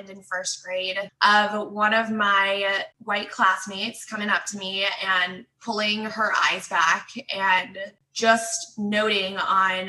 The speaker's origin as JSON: {"language": "English", "town": "Denver", "region": "Colorado", "country": "United States", "tie": "born or raised there", "also_born_or_lived": "Nanchang, China / Seattle, Washington", "moved": "as an adult", "lives_now": "Washington, D.C., United States", "said": "I grew up in Denver, Colorado"}